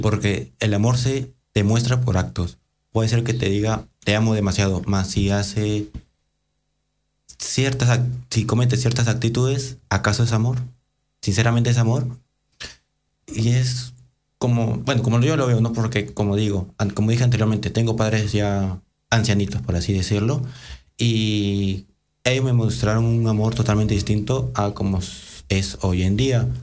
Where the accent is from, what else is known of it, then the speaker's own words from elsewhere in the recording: Peru; moved away; soy peruano y en mi país